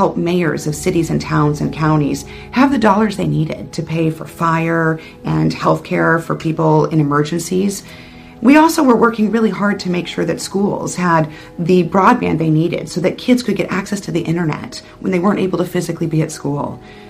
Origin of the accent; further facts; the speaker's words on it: Tucson, Arizona, United States; Folks know I was born and raised in Tucson